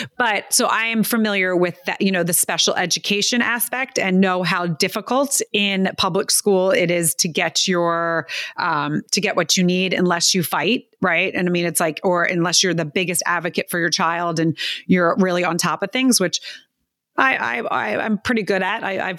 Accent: East Coast, United States; Like I would never have thought Texas, and I'm from the East Coast as well.

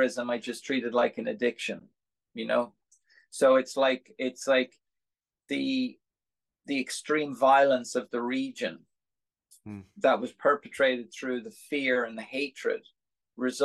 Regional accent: Dublin, Leinster, Ireland; moved away as an adult; also born or lived in California, United States / New York, United States; now in United States; I'm from Dublin

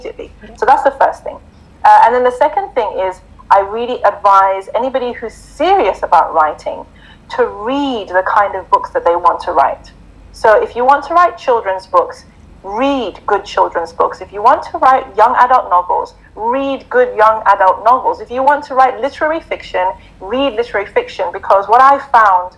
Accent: Zimbabwe; Mufti Menk's from my country, so we're both from Zimbabwe.

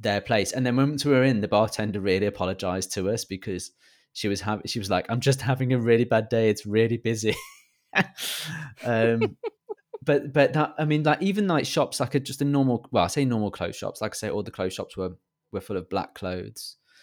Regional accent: England, United Kingdom; accent: British

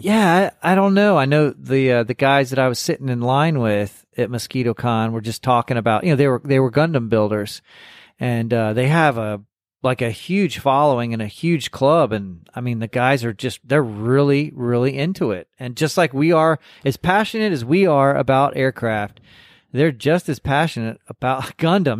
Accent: Corpus Christi, Texas, United States; accent: Texas; I grew up in, in South Texas and going to hobby shows and, and working on models. And I mean, I, I'm from Corpus Christi.

